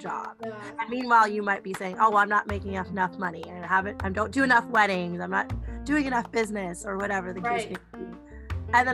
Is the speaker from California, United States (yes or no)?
yes; California, United States; I'm from California